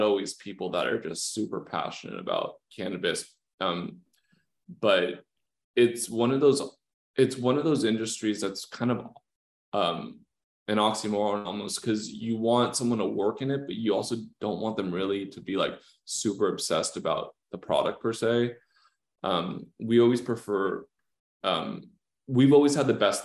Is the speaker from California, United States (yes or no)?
yes; Los Angeles, California, United States; I'm from Southern California, I'm from